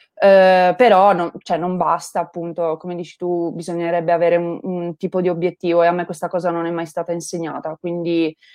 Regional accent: Turin, Piedmont, Italy; io vengo da Torino

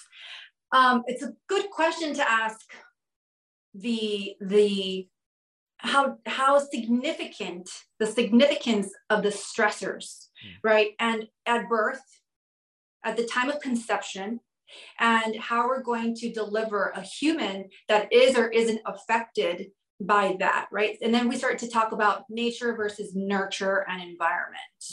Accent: Southwest, United States; now in New York City, United States; I'm originally from the Southwest

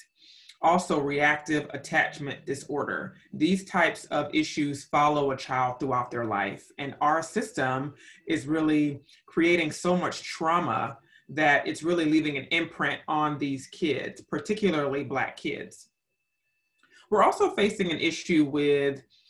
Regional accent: United States; I am from the United States of America

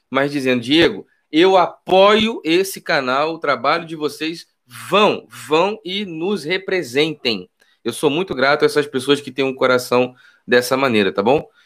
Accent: Rio de Janeiro, Brazil; also born or lived in Nova Iguaçu; Sou nascido e criado no Rio de Janeiro, morei, nasci no Irajá, morei em Nova Iguaçu, foi capa de jornais e revistas como um dos lugares mais perigosos e violentos do Brasil

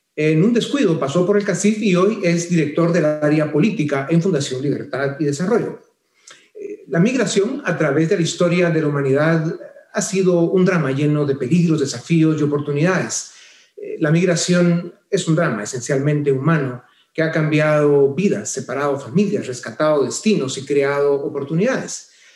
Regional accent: Guatemala; nuestro país

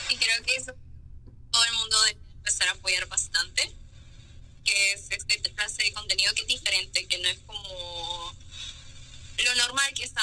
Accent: Honduras; me vale el pensamiento que tengan las personas en Honduras. Soy de Honduras y estoy haciendo esto.

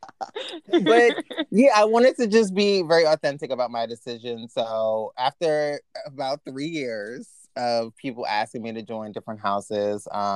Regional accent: New York, United States; being a New Yorker

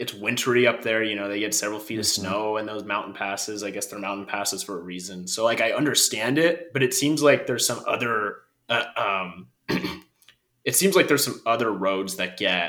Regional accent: Idaho, United States; We're from Idaho

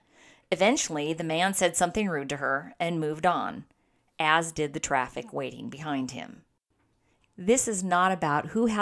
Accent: San Diego, California, United States; Growing up in San Diego, we found the beach to be our playground. Being local kids

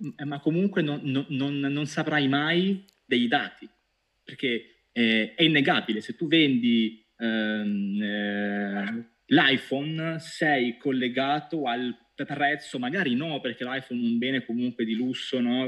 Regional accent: Pescara, Abruzzo, Italy; Io da buon pescarese

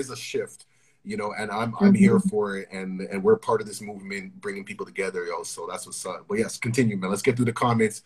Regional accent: Toronto, Ontario, Canada; growing up in Toronto

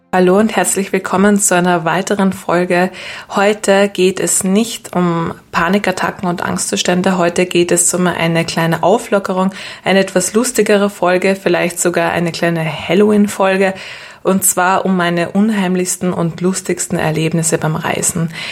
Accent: Vienna, Austria; wir kommen ja aus Wien

